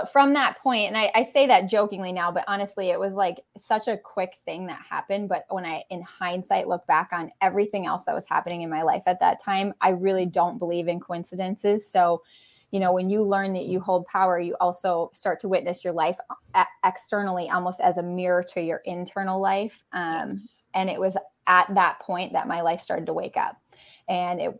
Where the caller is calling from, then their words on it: Wisconsin, United States; I'm in Western Wisconsin, about an hour and a half away from Minneapolis.